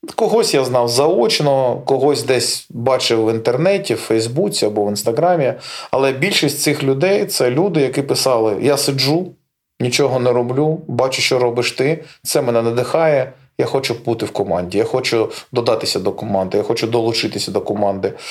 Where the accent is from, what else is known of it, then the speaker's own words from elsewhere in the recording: Melitopol, Zaporizhzhia Oblast, Ukraine; moved away; то місто, де я народився, то місце, де я зростав